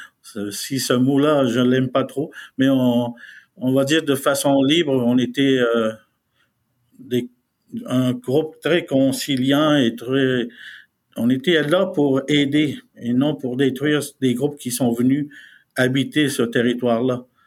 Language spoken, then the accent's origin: French; Côte-Nord, Quebec, Canada; first language Innu; French is a second language; on fait partie du Canada et du Québec, de la province du Québec, mais dans la région de la Côte-Nord.